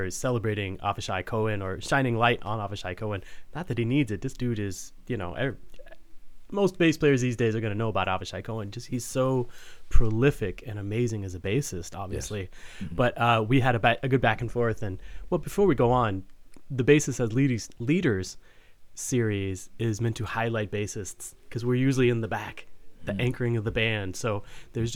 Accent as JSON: {"language": "English", "town": "Fort Worth", "region": "Texas", "country": "United States", "tie": "born or raised there", "moved": "yes", "lives_now": "St. Louis, United States", "said": "I grew up in Texas, in Fort Worth"}